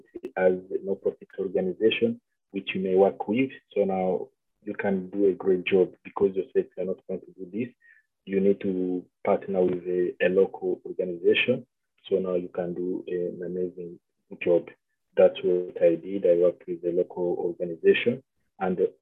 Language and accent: English; Winnipeg, Manitoba, Canada; I'm from Manitoba, Winnipeg.